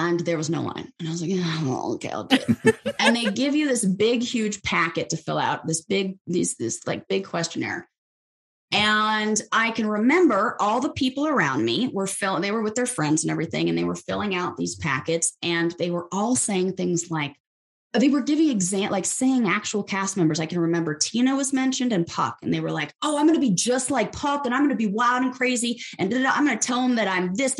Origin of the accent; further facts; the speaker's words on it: Los Angeles, California, United States; also born or lived in San Francisco; I was born and raised in Los Angeles and grew up there, not San Francisco.